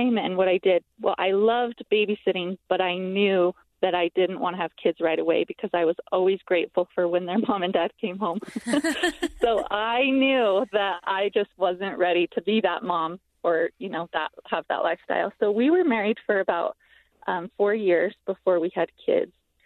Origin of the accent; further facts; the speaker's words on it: Ogden, Utah, United States; I was born and raised in Ogden, Utah, and I have just always loved it here.